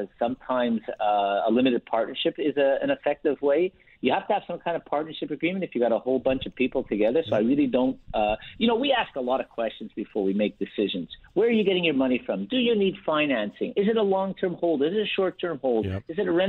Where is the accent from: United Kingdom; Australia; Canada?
Canada; We are Canadian, but we are doing U.S. Planning for Canadians.